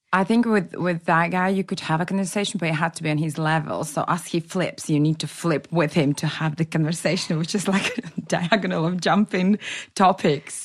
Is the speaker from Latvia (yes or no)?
yes; Latvia; now in England, United Kingdom; I'm originally from Latvia. I was born into a Russian speaking family, but I have been living in England for over nine years now.